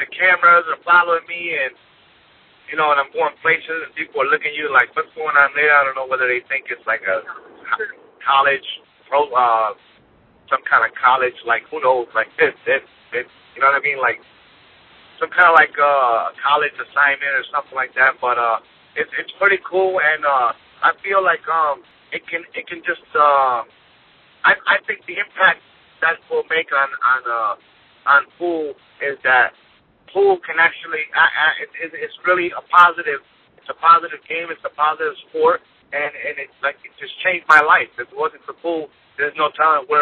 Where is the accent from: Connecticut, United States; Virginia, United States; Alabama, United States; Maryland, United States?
Connecticut, United States; moved away; also born or lived in New York; I was born in Connecticut